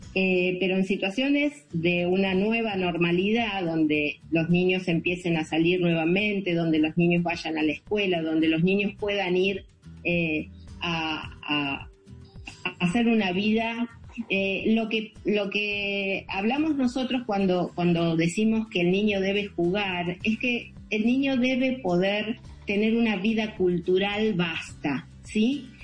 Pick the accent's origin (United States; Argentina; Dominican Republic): Argentina; yo por Argentina